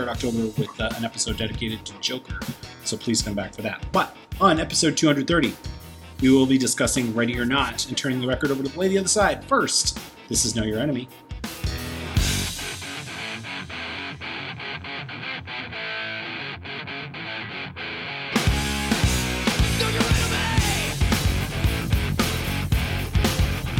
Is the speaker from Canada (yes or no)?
yes; Toronto, Ontario, Canada; my hometown of Toronto, Canada